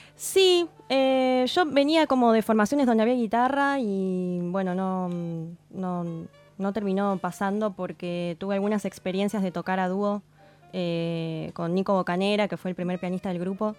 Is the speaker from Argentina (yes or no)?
yes; Campana, Buenos Aires Province, Argentina; yo soy de Campana.